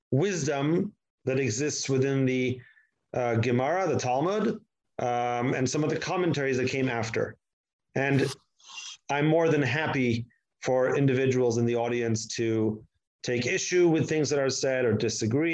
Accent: Israel; accent: American; also born or lived in United States; I made Aliyah when I was 1 month old. I grew up here my entire life.

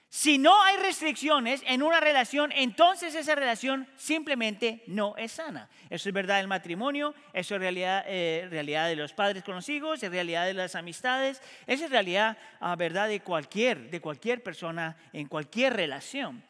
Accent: Colombia; a mí como colombiano me pasa muchas veces. Yo soy colombiano

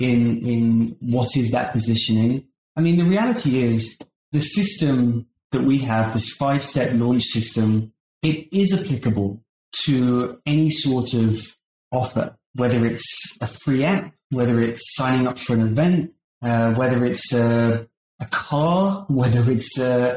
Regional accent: United Kingdom; moved away as an adult; now in San Francisco Bay Area, United States; as you can probably tell by my accent, I grew up in the United Kingdom and I moved to the US in 2009

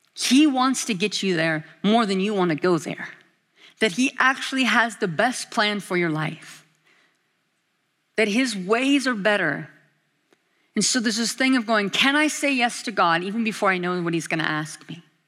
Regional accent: Alaska, United States; now in Kona, United States; I'm from Alaska

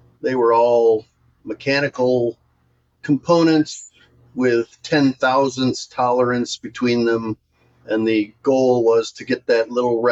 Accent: Michigan, United States; I was born and raised in Michigan

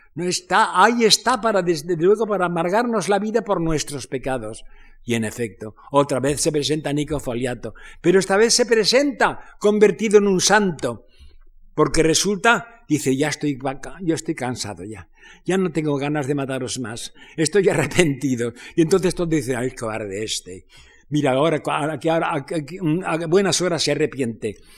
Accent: Spain; moved away as an adult; also born or lived in France; yo en el exilio, porque me exilié de España

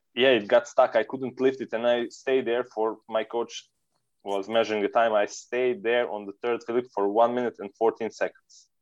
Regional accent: Serbia; We are from Serbia

